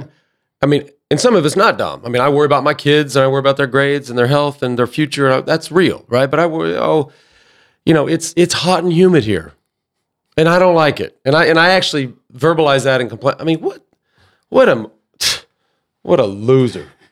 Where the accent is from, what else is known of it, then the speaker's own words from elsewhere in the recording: Dallas, Texas, United States; ending up in Dallas, where I grew up